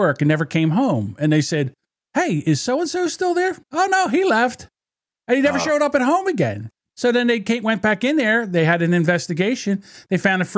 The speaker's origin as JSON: {"language": "English", "region": "New Jersey", "country": "United States", "said": "in New Jersey, my home state"}